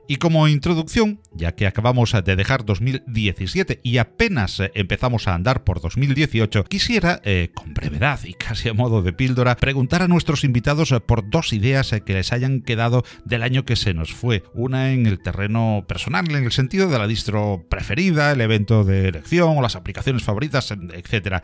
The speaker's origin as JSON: {"language": "Spanish", "town": "Málaga", "region": "Andalusia", "country": "Spain", "said": "de Málaga, pues eh, no es porque yo lo haya elegido, porque sea mi tierra"}